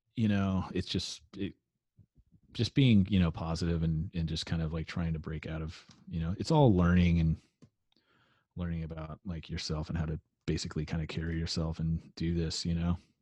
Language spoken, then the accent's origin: English; Carrollton, Texas, United States; I grew up in Carrollton, and I went to high school out there